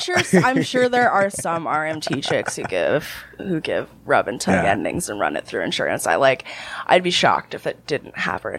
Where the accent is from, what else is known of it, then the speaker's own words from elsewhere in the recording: New Jersey, United States; also born or lived in Canada; But I am from Jersey. Mm-hmm. I am an American citizen and all that fun stuff